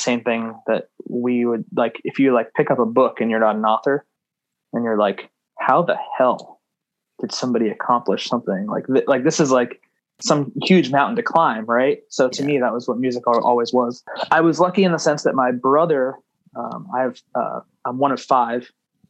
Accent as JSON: {"language": "English", "town": "Gloucester", "region": "Massachusetts", "country": "United States", "said": "I am from Gloucester, Massachusetts."}